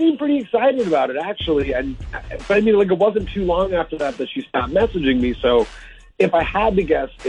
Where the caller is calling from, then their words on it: Rolla, Missouri, United States; Good morning. I've been calling from Rolla.